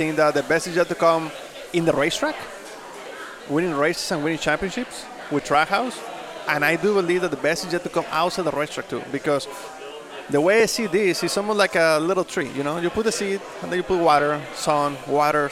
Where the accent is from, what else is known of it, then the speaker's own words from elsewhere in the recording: Mexico; English is a second language; moved away as an adult; now in United States; I was born and raised in Mexico. I didn't learn English.